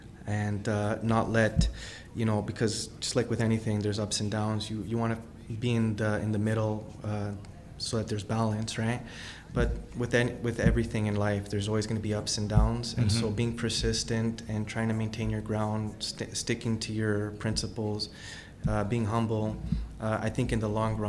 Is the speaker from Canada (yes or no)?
yes; Ontario, Canada; I love the fact that I was born in Canada. I think Canada is an amazing country.